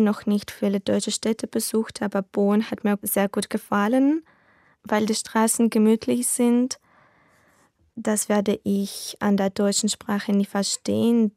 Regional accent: Novopolotsk, Vitebsk Region, Belarus; German is a second language; Ich komme aus Belarus, aus Novopolsk.

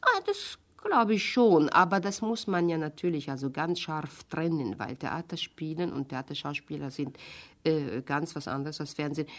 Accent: Hungary; German is a second language; moved away as an adult; now in Germany; Ich komme aus Ungarn, ich habe nie Deutsch gelernt

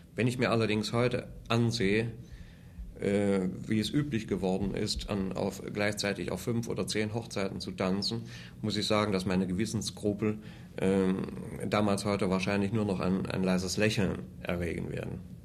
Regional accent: Wuppertal, North Rhine-Westphalia, Germany; born or raised there; moved away as an adult; also born or lived in Cologne / Munich

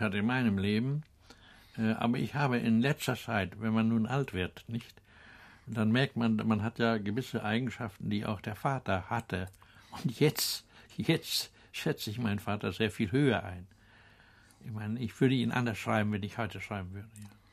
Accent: Bansin, Mecklenburg-Vorpommern, Germany; moved away; Bansin, das also ist der Ort, in dem ich groß geworden bin

